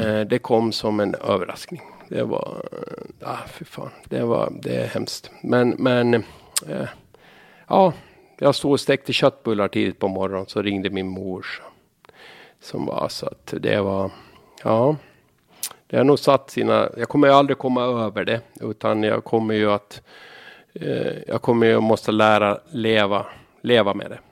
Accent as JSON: {"language": "Swedish", "town": "Saltvik", "region": "Åland", "country": "Åland Islands", "tie": "born or raised there", "also_born_or_lived": "Sweden", "said": "Jag växte upp i Saltvik, Ötkarby."}